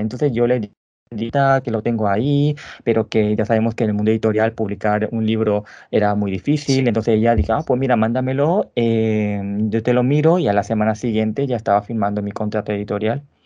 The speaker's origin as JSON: {"language": "Spanish", "country": "Paraguay", "tie": "born or raised there", "said": "nací en Paraguay hace 33 años."}